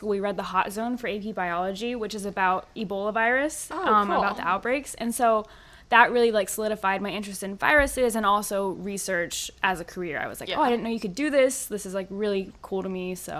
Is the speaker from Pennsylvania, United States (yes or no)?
yes; Pennsylvania, United States; So I'm from Hewsville, Pennsylvania, and I went to undergrad at a university called Eastern University. It's about 30 minutes outside of Philadelphia.